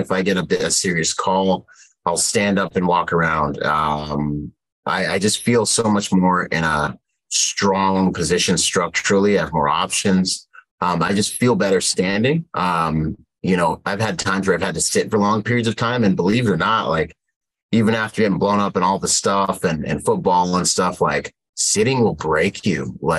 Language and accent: English; Bahamas; now in United States; I was born in the Bahamas, so I actually can swim. You know, I grew up in spearfish.